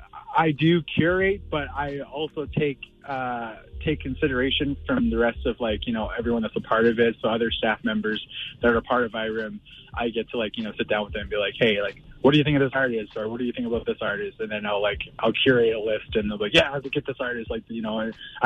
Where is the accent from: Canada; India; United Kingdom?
Canada; Alberta; I come from the Amskapi Pikani people of the Siksika Blackfoot Confederacy, and I also come from the Siksika Nation as well.